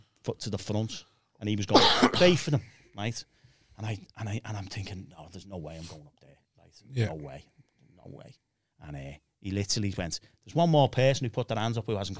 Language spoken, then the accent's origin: English; Bootle, North West England, United Kingdom; I was from the Klondike